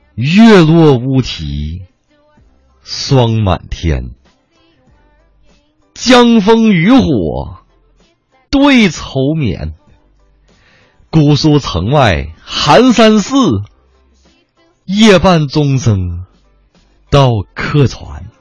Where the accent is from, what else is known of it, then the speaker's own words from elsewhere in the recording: Zhengding, Hebei, China; 我的家乡原来就叫常州